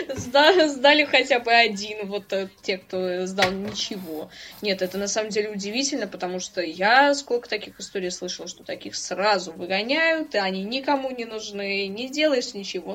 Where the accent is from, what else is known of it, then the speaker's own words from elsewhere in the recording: Saint Petersburg, Russia; как и любой петербуржец